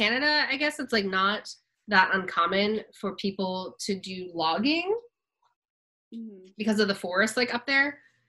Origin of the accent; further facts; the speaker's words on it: Kennett Square, Pennsylvania, United States; I'm from Kennett Square, so we have the Mushroom Festival.